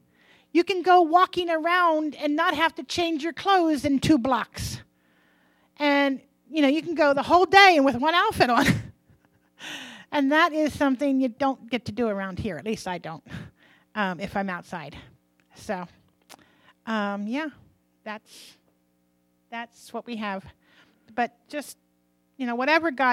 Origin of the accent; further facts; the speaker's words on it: United States; I'm an American.